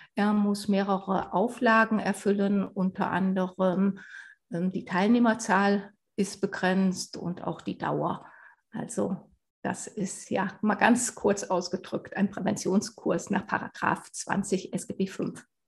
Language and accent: German; Sauerland, North Rhine-Westphalia, Germany; moved away as an adult; also born or lived in Mainz / Black Forest-Baar district; now in Bavaria, Germany; Ich bin im Sauerland aufgewachsen